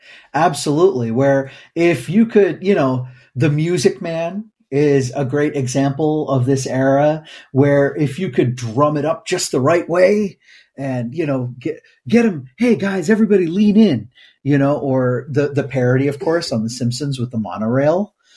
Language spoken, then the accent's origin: English; Midwest, United States; Because you were raised in the West Coast and I was raised in the Midwest.